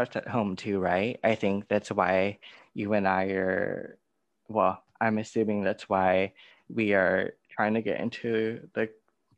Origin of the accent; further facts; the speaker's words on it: California, United States; I grew up in California, where it's such an insulated state